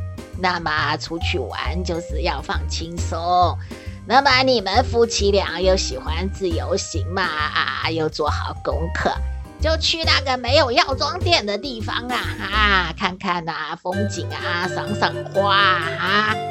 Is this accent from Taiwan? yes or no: yes; Taiwan; 咱们台湾人怎么那么喜欢吃药嘞？